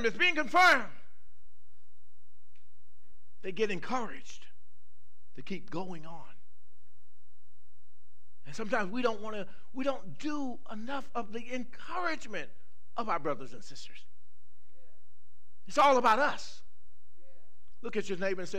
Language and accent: English; the South, United States; I grew up in the South. I grew up in a little small town